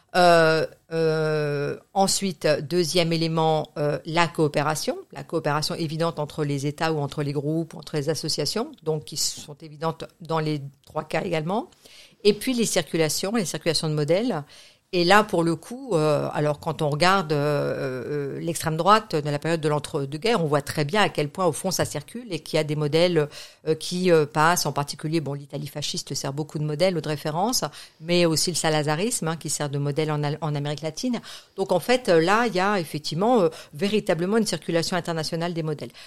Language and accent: French; France; moved away as an adult; also born or lived in Geneva, Switzerland / United States; j'ai grandi en France